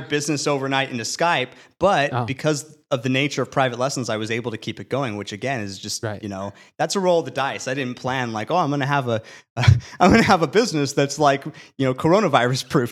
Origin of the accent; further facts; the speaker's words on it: California, United States; as a Californian